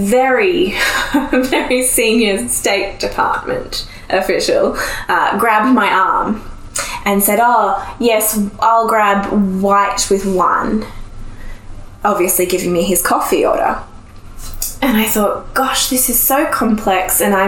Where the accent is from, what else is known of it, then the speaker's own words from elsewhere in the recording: Australia; I'm from Australia.